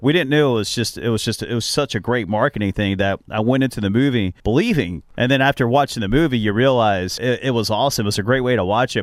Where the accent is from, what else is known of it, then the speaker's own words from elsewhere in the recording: Cincinnati, Ohio, United States; I'm from Cincinnati, Ohio